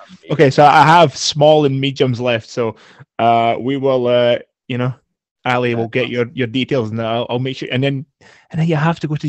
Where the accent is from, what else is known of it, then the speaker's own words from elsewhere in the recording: Scotland, United Kingdom; we're Scottish